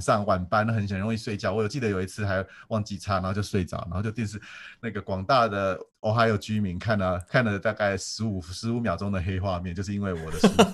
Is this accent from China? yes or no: no; Taiwan; moved away as an adult; also born or lived in United States; 我们台湾人